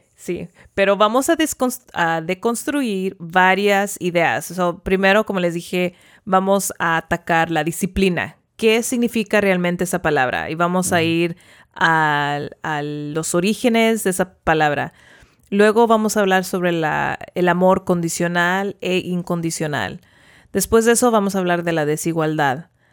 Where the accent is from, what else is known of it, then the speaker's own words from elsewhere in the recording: Porterville, California, United States; also born or lived in Davis, California / Los Angeles, California; yo nací en Porterville, viví toda mi vida allí